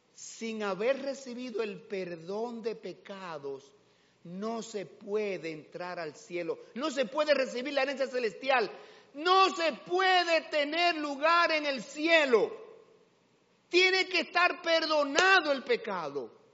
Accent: Dominican Republic; Aunque la cédula diga dominicano, sí, soy dominicano, claro que sí, orgulloso de ser dominicano

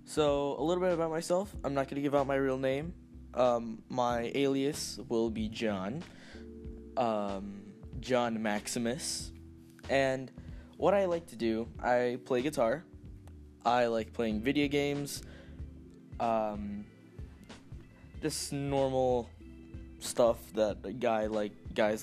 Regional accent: United States; I am Latino. I was born here in America

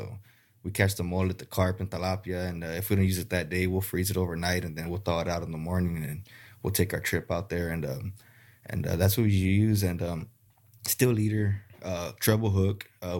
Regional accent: Harlingen, Texas, United States; I'm from Harlingen.

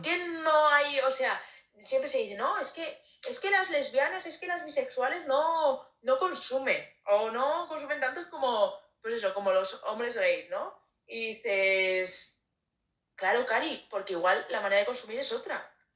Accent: Zaragoza, Aragon, Spain; now in Madrid, Spain; yo soy de Zaragoza

